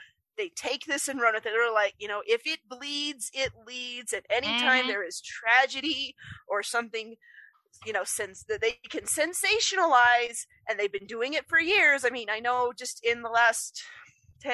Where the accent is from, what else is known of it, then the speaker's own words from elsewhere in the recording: Utah, United States; I'm from Utah, we have a very heavily religious culture here